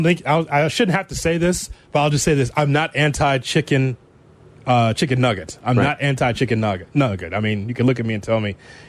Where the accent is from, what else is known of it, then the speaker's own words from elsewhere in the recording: Chicago, Illinois, United States; I'm from Chicago.